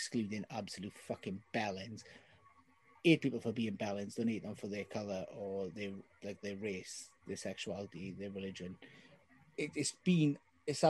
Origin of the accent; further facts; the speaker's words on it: the South Wales Valleys, United Kingdom; someone from the deeper depths of the valleys, in case you can't tell by my accent